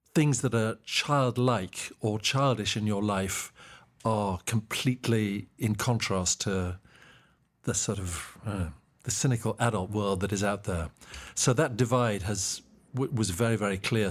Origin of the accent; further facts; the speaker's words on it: Mbabane, Hhohho, Eswatini; moved away as an adult; also born or lived in Cape Town, South Africa; I was born and raised in Mbaban, Swaziland, which has now changed its name to Eswatini